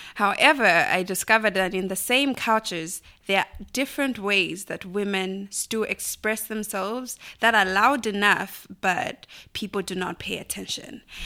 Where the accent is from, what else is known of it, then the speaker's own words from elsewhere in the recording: Lusaka, Lusaka Province, Zambia; moved away; I grew up in a small compound called Linda in Lusaka.